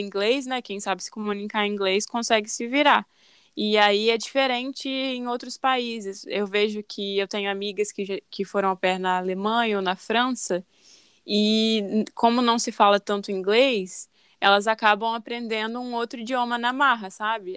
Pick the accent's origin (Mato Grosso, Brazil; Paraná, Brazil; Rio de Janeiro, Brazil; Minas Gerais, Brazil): Minas Gerais, Brazil; moved away as an adult; now in Netherlands; Eu sou de Minas Gerais, de uma cidade bem pequena